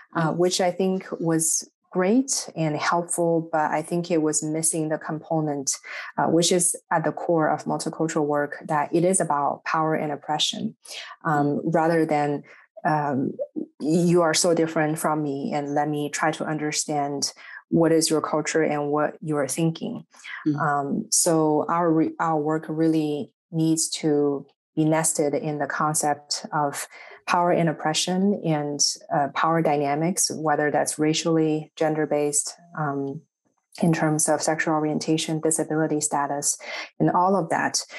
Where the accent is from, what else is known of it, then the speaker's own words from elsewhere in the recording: Shanghai, China; English is a second language; moved away as an adult; also born or lived in Indiana / Chicago; now in United States; I am originally from Shanghai, China.